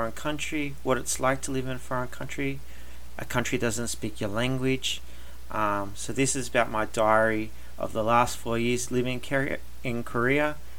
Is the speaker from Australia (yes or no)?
yes; Australia; also born or lived in Canada / Germany; Like I said, I am Australian, but I got to live in Canada for 4 years. I got to live in Germany